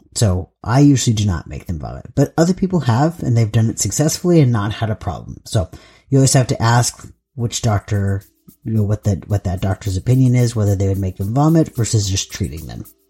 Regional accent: Southern California, United States; moved away as an adult; now in Pacific Northwest, United States; I am from Southern California, and I did live in Northern California for quite a long time, but I was mostly in Southern California for most of my life, and then I moved up to, to the Pacific Northwest

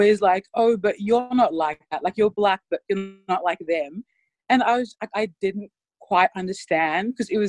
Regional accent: Papua New Guinea; now in Australia; I'm from Papua New Guinea, so I am Black, I guess.

